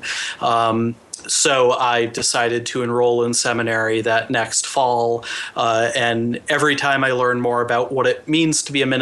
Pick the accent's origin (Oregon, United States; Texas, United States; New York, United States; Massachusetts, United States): Massachusetts, United States; Littleton; moved away as an adult; I grew up in a small town outside of Boston called Littleton